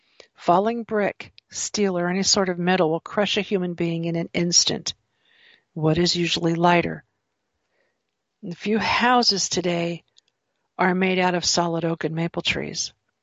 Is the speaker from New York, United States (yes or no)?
no; California, United States; when I was a child, I grew up some years in California